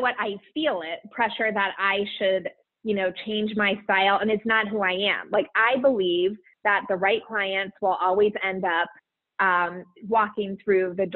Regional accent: Columbus, Ohio, United States; also born or lived in New Jersey; my home state and city, Columbus, Ohio

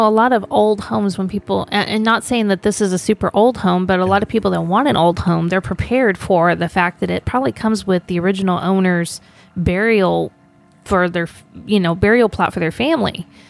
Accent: Texas, United States; I'm not making fun of Texans because I am one.

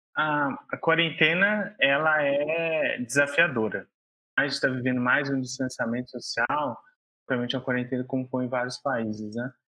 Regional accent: João Monlevade, Minas Gerais, Brazil; Sou mineiro, nasci na cidade de João Molevade

